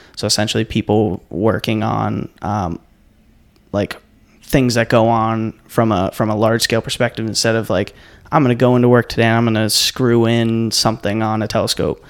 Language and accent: English; Cape Cod, Massachusetts, United States; moved away; I grew up on Cape Cod